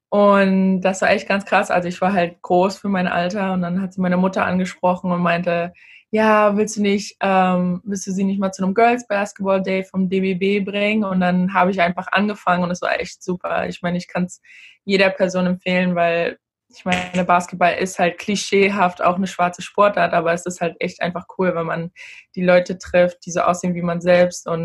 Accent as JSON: {"language": "German", "region": "Berlin", "country": "Germany", "tie": "born or raised there", "also_born_or_lived": "Gambia", "lives_now": "United States", "said": "Aber ich würde sagen, dass Berlin schon meine Heimat ist. Dadurch, dass ich einfach die meiste Zeit meiner Teenagerzeit da war. Aber jedes Mal, wenn ich da bin, möchte ich auch immer wieder nach Gambia und dann habe ich auch irgendwie wieder Heimweh nach den USA"}